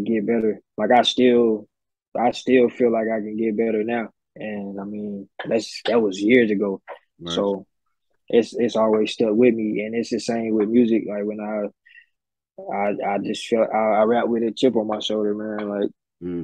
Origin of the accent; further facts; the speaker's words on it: United States; being American